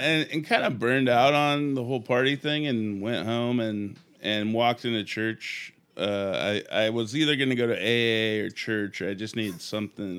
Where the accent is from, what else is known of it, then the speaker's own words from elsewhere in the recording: Sacramento, California, United States; moved away as an adult; now in Portland, United States; I grew up in the Bay Area in Sacramento